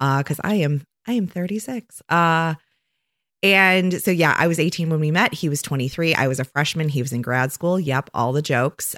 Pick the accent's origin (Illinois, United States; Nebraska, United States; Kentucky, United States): Illinois, United States; Oak Park; now in Saint Joseph, United States; I am originally from Chicago, a very near west suburb of Chicago called Oak Park